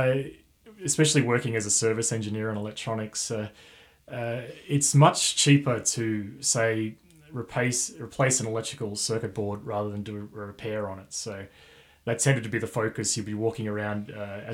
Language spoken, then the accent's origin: English; Dubbo, New South Wales, Australia; now in Armidale, Australia; I'm from Dubbo area